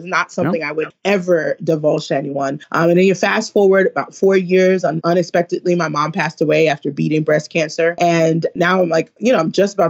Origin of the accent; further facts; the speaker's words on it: New York City, New York, United States; moved away; also born or lived in Woodbury, Minnesota; growing up in East New York, Brooklyn